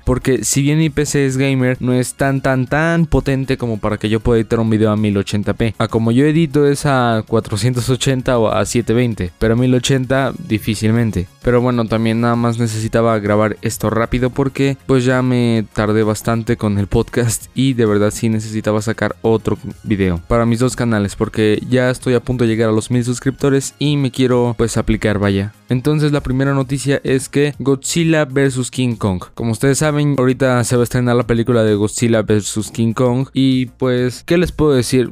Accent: Mexico; mi país México

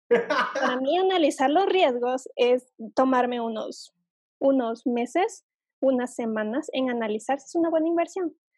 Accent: Ecuador; aquí en Ecuador es así

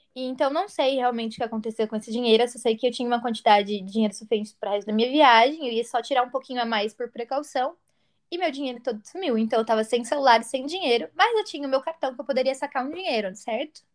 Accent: interior of São Paulo, Brazil; Eu fui criada com meus avós no interior de São Paulo

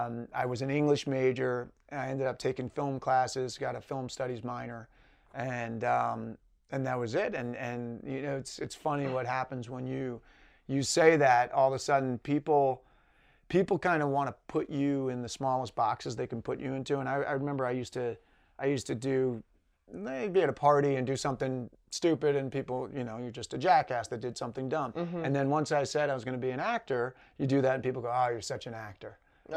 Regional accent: New York, United States; now in Los Angeles, United States; I'm the youngest of three. I grew up in Westchester County, New York, a little outside New York City.

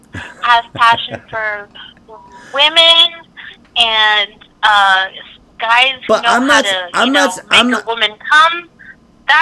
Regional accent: Canada; I'm Canadian.

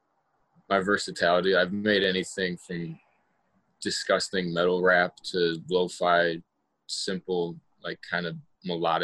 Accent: Joliet, Illinois, United States; moved away as an adult; now in Louisville, United States; I'm from Joliet, Illinois. It's like 40 minutes south of Chicago.

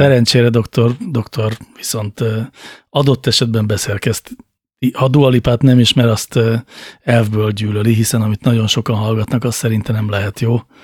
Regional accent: Budapest, Hungary; ahol én felnőttem, az Óbuda városrésze Budapestnek

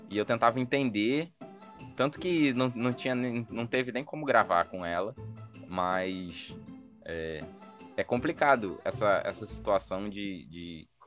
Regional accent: Rio de Janeiro, Brazil; now in Natal, Brazil; É, senti muito isso quando eu cheguei aqui em Natal, que eu vim do Rio e, tipo, é, 10 anos atrás, que eu tô aqui há 10 anos

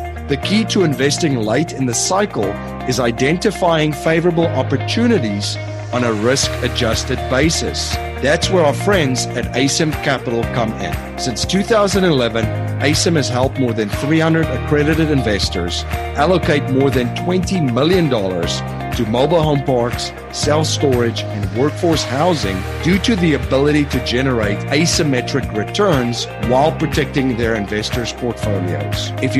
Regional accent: South Africa; And I know that very well growing up in South Africa.

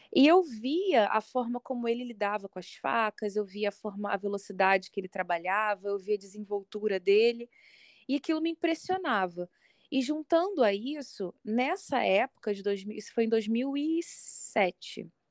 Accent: Niterói, Rio de Janeiro, Brazil; Sou, sou carioca da gema

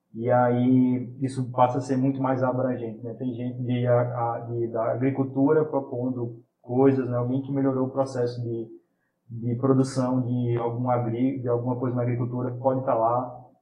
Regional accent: Caruaru, Pernambuco, Brazil; moved away as an adult; now in Recife, Brazil; eu sou de Caruaru, vim para Recife para estudar

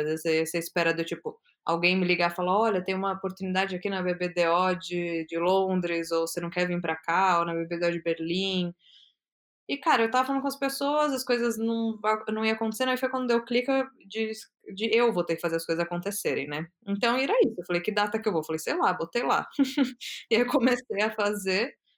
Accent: São Paulo, Brazil; moved away as an adult; now in Amsterdam, Netherlands; eu sou de São Paulo, e eu morei a vida inteira em São Paulo

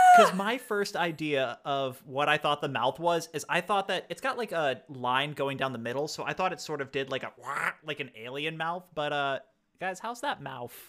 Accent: United States; I am American

